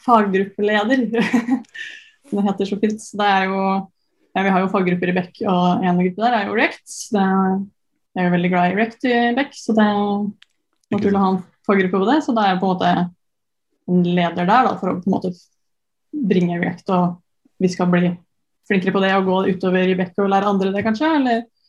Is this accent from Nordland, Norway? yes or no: no; Sarpsborg, Østfold, Norway; moved away as an adult; also born or lived in Trondheim; så er jeg jo fra Sarpsborg